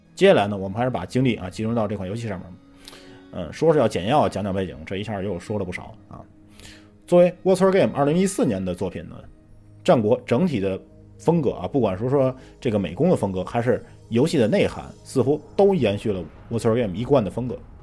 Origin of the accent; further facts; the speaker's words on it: China; 我们作为中国人